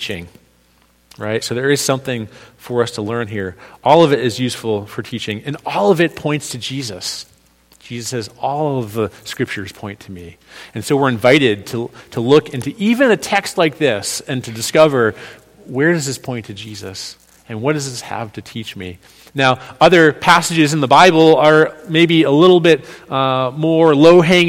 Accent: New England, United States; now in New York, United States; I'm from New England

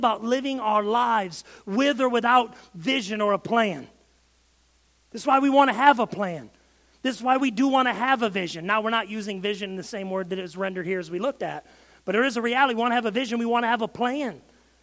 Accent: Michigan, United States; I'm from Michigan

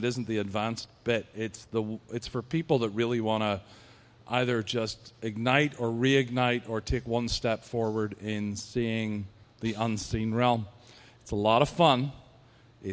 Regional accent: Ireland; accent: Irish; my accent is the best. You know that the Irish accent was voted as the sexiest accent on the planet at one point

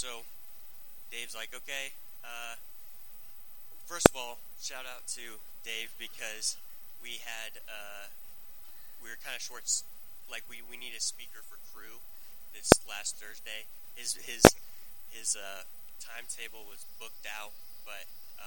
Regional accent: Gretna, United States; I grew up in Gretna, Class A, so the high school youth group that I had was like 10 people

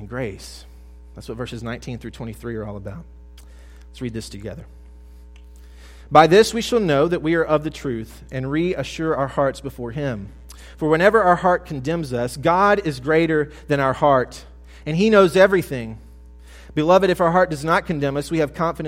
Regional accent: South Mississippi, United States; I'm from the Deep South. I grew up in South Mississippi

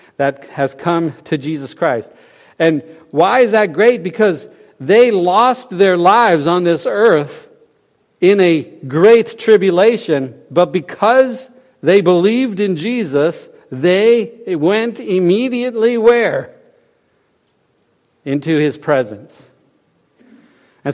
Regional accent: Florida, United States; now in West Virginia, United States; I'm from Florida originally, if you can tell from my accent, right? But, we live here in West Virginia

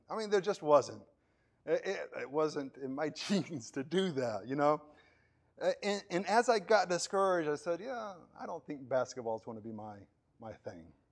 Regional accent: Puerto Ordaz, Bolívar, Venezuela; moved away; I was, uh, a young kid living, growing up in Venezuela and, uh, the city of Puerto Ordaz

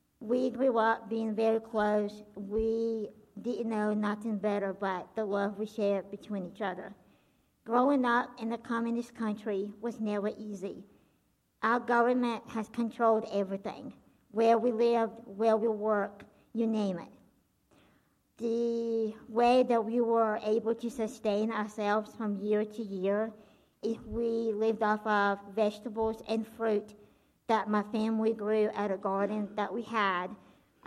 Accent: Belarus; I was born and grew up in a country called Belarus

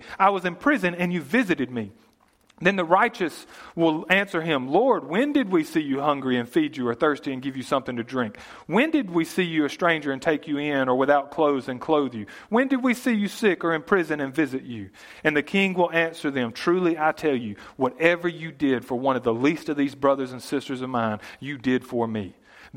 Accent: United States; growing up in America

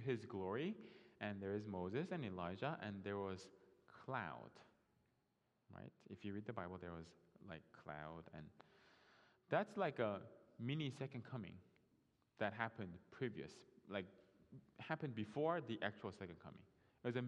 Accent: South Korea; English is a second language; moved away as an adult; now in United States

